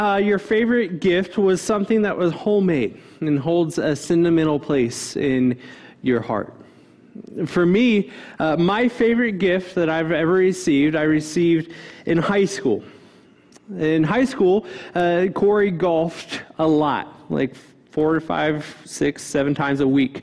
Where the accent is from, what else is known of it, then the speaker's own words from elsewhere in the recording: Cincinnati, Ohio, United States; moved away as an adult; growing up in Cincinnati